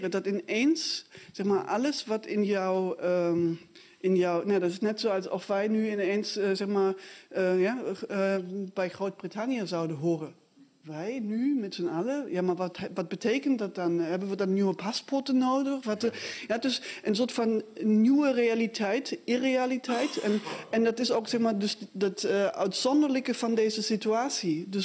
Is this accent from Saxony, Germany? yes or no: yes; Dresden, Saxony, Germany; moved away as an adult; Ehm, ja, ik ben in Dresden opgegroeid. Ik ben eh, eh, jaargang 67, dus ik was ook al, eh, zeg maar bewust daarmee bezig. Alleen ik was toen inderdaad al weg. Ik ben in 87 weggegaan. Daar was ik 19.